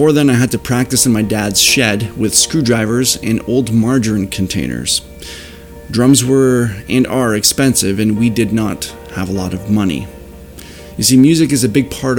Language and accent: English; Leamington, Ontario, Canada; I was born and raised right here in Leamington, Ontario